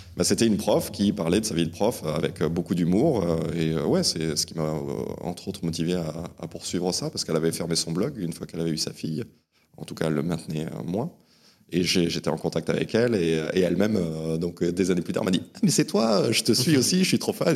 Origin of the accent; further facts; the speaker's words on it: Ascain, Basque Country, Nouvelle-Aquitaine, France; also born or lived in Saint-Jean-de-Luz; je suis né à Saint-Jean-de-Luz, au Pays Basque, et j'ai grandi dans la petite ville d'Asquin, euh, au pied des Pyrénées